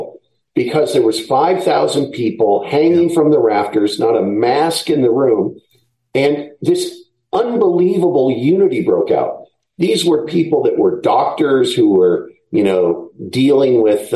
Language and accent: English; Seattle, Washington, United States; moved away as an adult; also born or lived in Oregon; I'm from Seattle originally